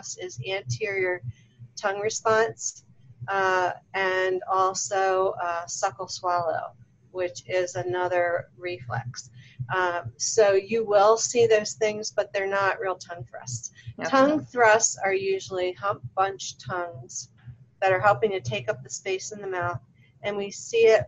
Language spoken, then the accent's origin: English; Baltimore, Maryland, United States; now in Las Vegas, United States; So originally I'm from Baltimore. You guys can probably tell by my accent.